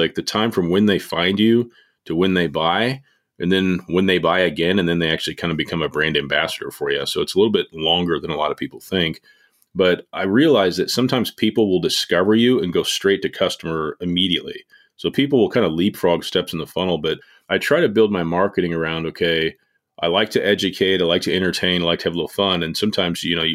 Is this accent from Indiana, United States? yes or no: yes; Indianapolis, Indiana, United States; now in Martinsville, United States; I'm from Indianapolis, about 35 minutes south of there now, and a little town called Martinsville.